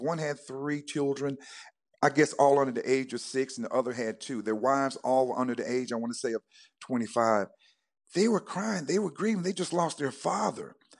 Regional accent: North Carolina, United States; now in Georgia, United States; I was born and reared in North Carolina on a farm

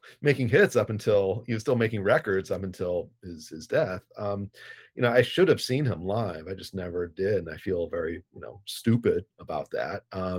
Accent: Evanston, Illinois, United States; now in Chicago, United States; if we were growing up in Evanston.

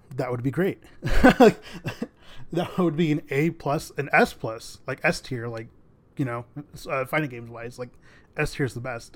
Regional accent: United States; being American, but also having a Mexican heritage

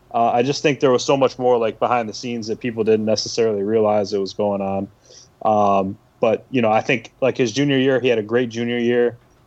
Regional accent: Syracuse, New York, United States; growing up in Cuse, being a young kid

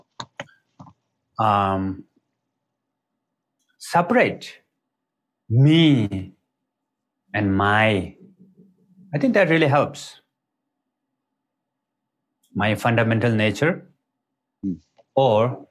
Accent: Nepal; So I was born in Nepal. Is the border between Tibet and Nepal, actually, right next to the border of the Tibet. And all the people in my village are kind of like, they speak Tibetan language

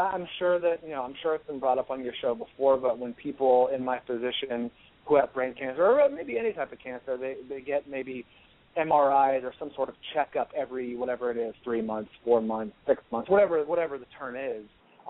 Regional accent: California, United States; and I'm from the Bay Area, the San Francisco Bay Area.

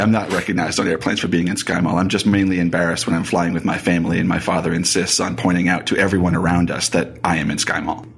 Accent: Boston, Massachusetts, United States; now in Colorado, United States; Raised in Boston

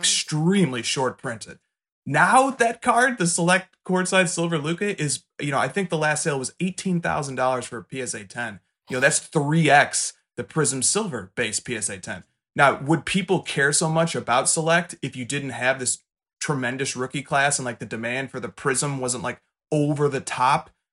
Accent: Chicago, Illinois, United States; I'm from Chicago

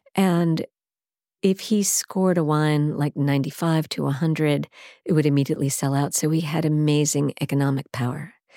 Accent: Baldwin, New York, United States; also born or lived in Brooklyn / Manhattan; even though I was born in Brooklyn, raised in Baldwin, Long Island

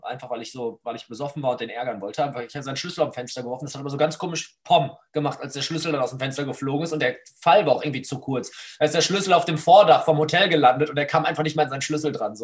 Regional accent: Essen, North Rhine-Westphalia, Germany; hier bei uns in Essen

